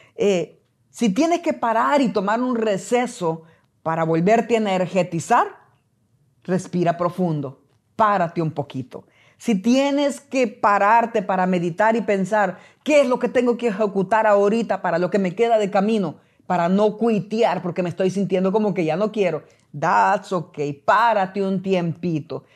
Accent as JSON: {"language": "Spanish", "country": "El Salvador", "moved": "yes", "said": "cuando yo trabajé en mi país, El Salvador"}